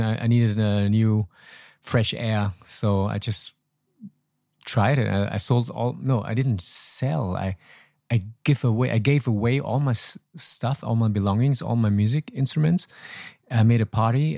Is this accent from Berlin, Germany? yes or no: no; Troisdorf, North Rhine-Westphalia, Germany; English is a second language; moved away as an adult; also born or lived in Laos / Hanoi, Vietnam; now in Ho Chi Minh City, Vietnam; I was born in Laos. My parents moved uh, when I was four to Germany. Actually, we were boat people and then I grew up there, living there for 33 years